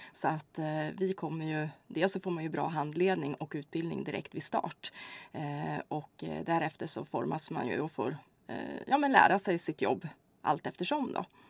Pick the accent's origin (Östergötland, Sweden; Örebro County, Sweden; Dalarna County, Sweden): Örebro County, Sweden; Hällefors; moved away as an adult; also born or lived in Kristianstad / Karlstad; now in Örebro, Sweden; jag är inte skåning utan eh, jag kommer ursprungligen ifrån Hällefors faktiskt här i Örebro län